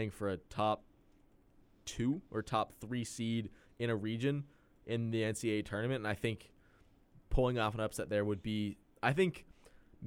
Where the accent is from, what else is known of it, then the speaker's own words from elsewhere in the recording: San Francisco, California, United States; I'm from San Francisco